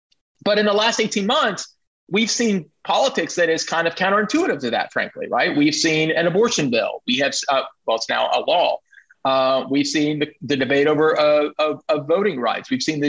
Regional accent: Beaumont, Texas, United States; moved away as an adult; also born or lived in Austin, Texas / New York / Boston; I'm a born again Texan. I was born in Beaumont, went away. I went to UT Austin as an undergraduate, went away for many years, lived in New York and Boston and other places, and have come back and now at the LBJ School.

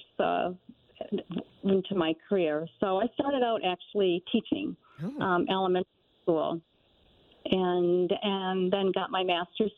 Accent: Michigan, United States; also born or lived in Pittsburgh; I'm from Michigan, but went to Pittsburgh

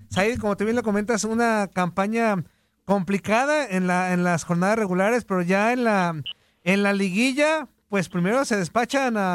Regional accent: Zapopan, Jalisco, Mexico; Somos de Guadalajara, de Zapopan

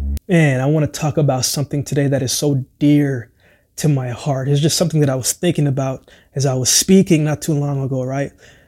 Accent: Jamaica; born there; I thought about football because I was born in Jamaica.

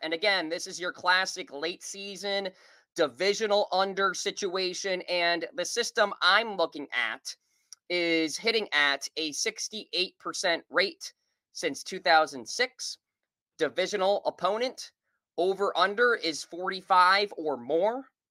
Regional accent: Nashua, New Hampshire, United States; moved away; I am doing the show this week and next week from Nashua, New Hampshire, my hometown.

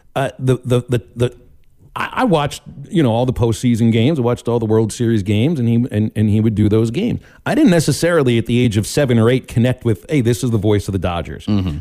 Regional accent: Pittsburgh, Pennsylvania, United States; moved away; I grew up listening to Steelers games in Pittsburgh.

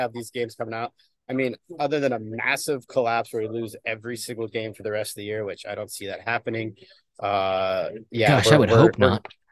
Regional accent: Seattle, Washington, United States; I was on, you know, pretty competitive travel teams, and we'd go and be like, hey, we're from Seattle.

